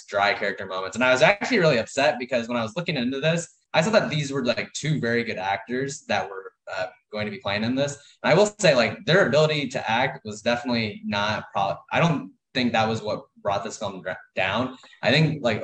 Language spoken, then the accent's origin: English; Missouri, United States; moved away as an adult; now in California, United States; I'm from Missouri, but I'm now actually in California, all settled